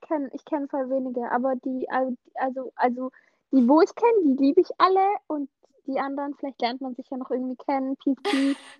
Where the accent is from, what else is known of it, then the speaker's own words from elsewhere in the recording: Swabia, Baden-Württemberg, Germany; accent: Swabian, leaning towards Standard German; ich komme aus dem Schwabeländle